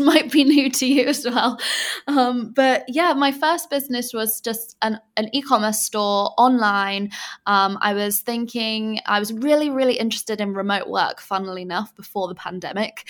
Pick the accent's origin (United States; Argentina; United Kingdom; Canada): United Kingdom; England; moved away as an adult; now in Bali, Indonesia